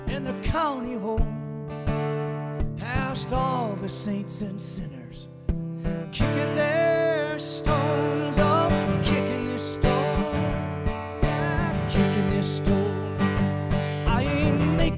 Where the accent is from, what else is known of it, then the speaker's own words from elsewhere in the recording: Wisconsin, United States; I'm from Wisconsin